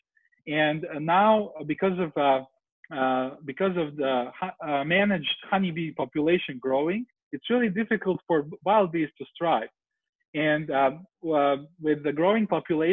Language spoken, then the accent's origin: English; Serbia; moved away as an adult; now in San Francisco, United States; I'm currently in Serbia in my home country where I'm visiting my family